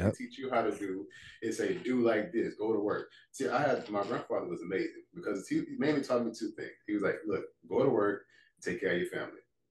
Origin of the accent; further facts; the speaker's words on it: Port Arthur, Texas, United States; moved away; I'm from Port Arthur, Texas originally, small town